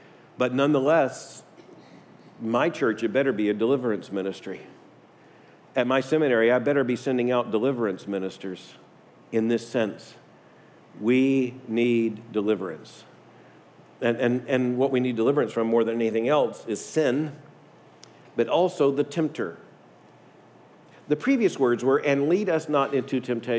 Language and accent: English; Deep South, United States; I grew up in the Deep South